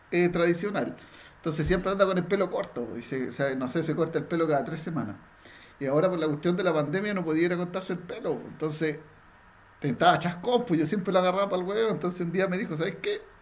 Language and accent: Spanish; Iquique, Tarapacá, Chile